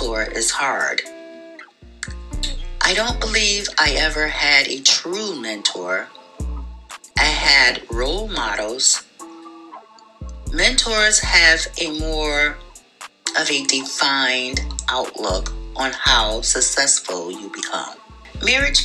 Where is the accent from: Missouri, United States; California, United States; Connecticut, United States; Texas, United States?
Connecticut, United States; Hartford; Born and raised in Hartford, Connecticut, raised by my mom, Marcia Hippolyte